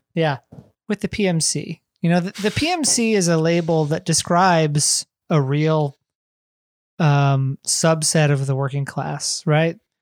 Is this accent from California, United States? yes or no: no; Ohio, United States; we both grew up in America, we grew up in the Midwest